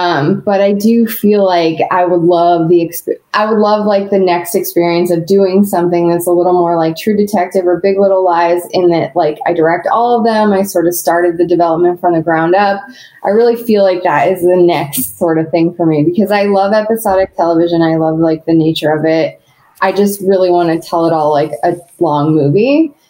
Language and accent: English; Seattle, Washington, United States; I grew up in Seattle.